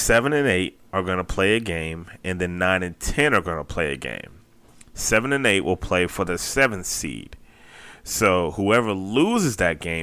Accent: Tampa, Florida, United States; the 813, my hometown

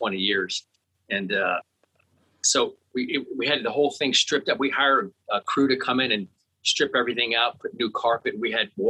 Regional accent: South Florida, United States; when I was a kid growing up in South Florida

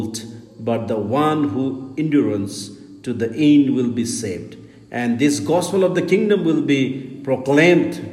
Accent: India; from India.

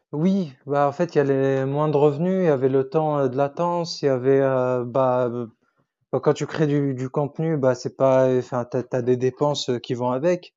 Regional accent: Tunisia; first language Arabic; French is a second language; j'ai grandi en Tunisie du coup. Donc ma langue maternelle c'est l'arabe

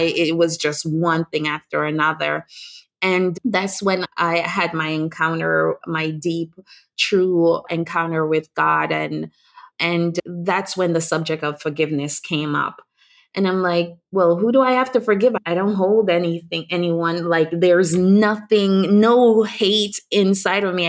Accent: Jamaica; I'm Jamaican and born to a teenage mom

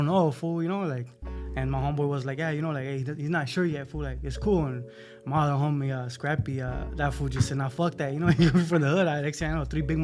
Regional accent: Los Angeles, California, United States; I grew up in San Fernando Valley in Pacoima

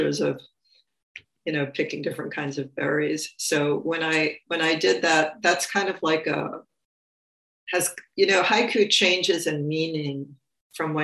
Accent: New York City, New York, United States; I grew up in New York City in the borough of Queens

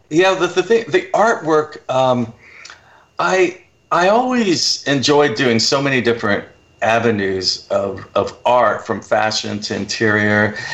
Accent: United States; also born or lived in Oklahoma / Texas; growing up in Oklahoma and Texas

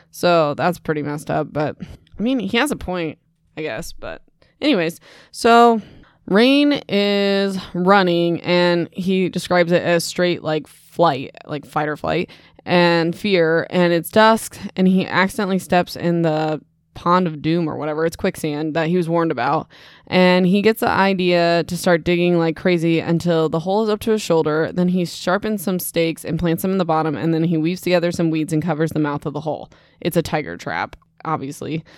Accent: Midwest, United States; I'm from the Midwest

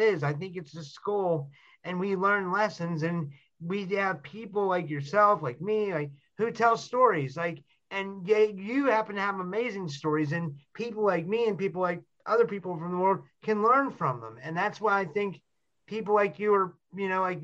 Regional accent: Pittsburgh, Pennsylvania, United States; I'm from Pittsburgh

